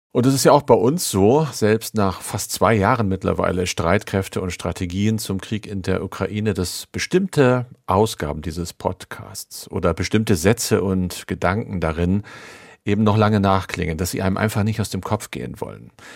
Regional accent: Oldenburg, Lower Saxony, Germany; zugleich zufällig auch meine Heimat, nämlich mein Geburtsort

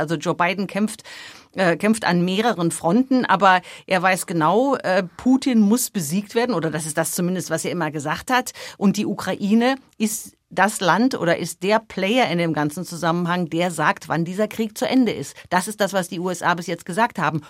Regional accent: Germany; now in United States; bei uns in Deutschland

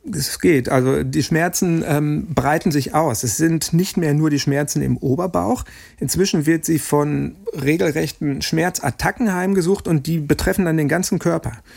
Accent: Dortmund, North Rhine-Westphalia, Germany; ich selber ein gebürtiger Dortmunder bin

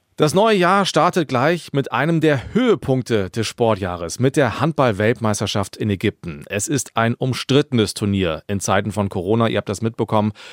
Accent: Germany; bei uns in Deutschland

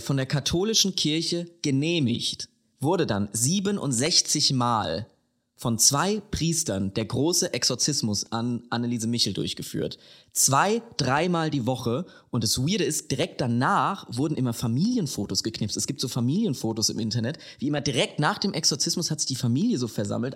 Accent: Lower Franconia, near Klingenberg, Bavaria, Germany; accent: Hessian; moved away; 32,5 Kilometer von meiner Haustür entfernt, in der ich aufgewachsen bin.

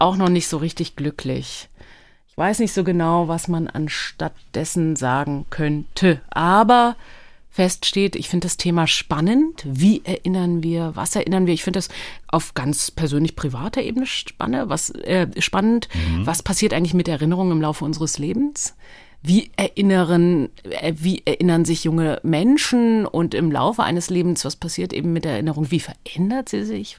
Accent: Berlin, Germany; first language Hebrew; also born or lived in Tel Aviv, Israel; war ich sehr klein, als wir über Umwege nach West-Berlin kamen aus Tel Aviv

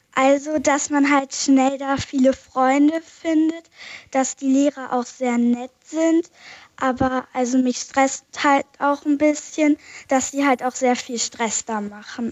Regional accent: Isenbüttel, Lower Saxony, Germany; aus Isenbüttel, das liegt bei Gifhorn

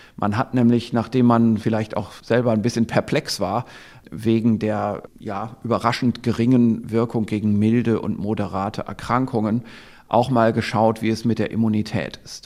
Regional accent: Germany; hier bei uns in Deutschland

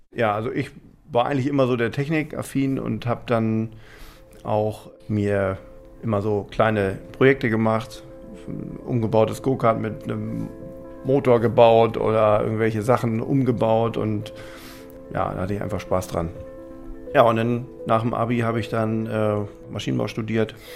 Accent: Lüchow, Lower Saxony, Germany; born or raised there

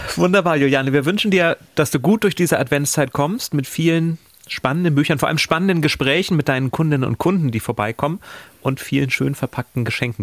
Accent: near Stockelsdorf, Schleswig-Holstein, Germany; moved away; Fast meine alten Heimat. Da bin ich früher oft gewesen in Stockelsdorf.

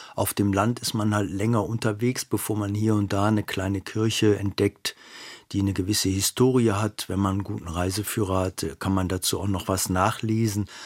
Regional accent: Düsseldorf, North Rhine-Westphalia, Germany; moved away as an adult; now in Cologne, Germany; Ich bin am Niederrhein geboren und habe mich dann flussaufwärts vorgearbeitet, als Kind nach Düsseldorf gezogen, als Erwachsener dann weiter nach Köln

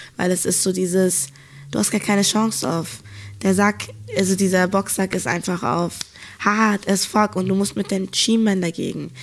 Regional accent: Hamburg, Germany; moved away; ich komme ja eigentlich aus Hamburg

